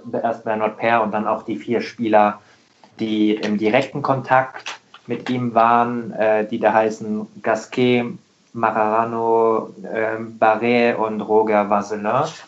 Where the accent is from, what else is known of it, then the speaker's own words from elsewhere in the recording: Rheingau, near Wiesbaden, Hesse, Germany; Ich bin auch äh, Hesse, ich komme ich komm aus dem Rheingau äh, bei Wiesbaden